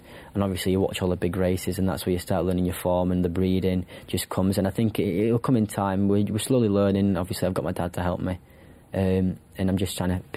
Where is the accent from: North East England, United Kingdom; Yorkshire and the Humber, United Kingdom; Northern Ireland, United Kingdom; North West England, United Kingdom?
North West England, United Kingdom; Wigan; now in Newmarket, United Kingdom; brought up in Wigan